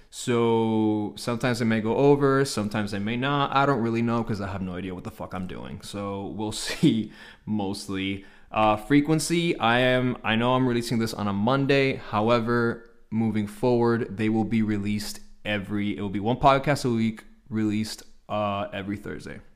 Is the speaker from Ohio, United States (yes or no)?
no; Hialeah, Florida, United States; born and raised in Hialeah, Florida.